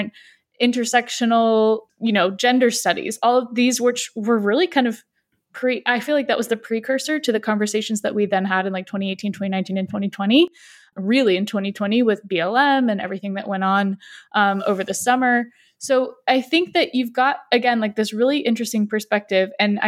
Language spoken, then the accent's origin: English; San Diego, California, United States; I, on the flip side, grew up in the US my whole life. I grew up in San Diego, which is pretty progressive